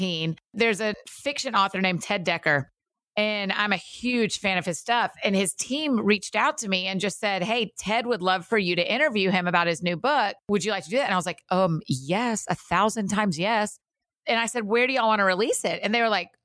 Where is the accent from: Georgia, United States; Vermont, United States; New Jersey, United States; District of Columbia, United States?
Georgia, United States; Atlanta; now in Nashville, United States; We grew up in Atlanta.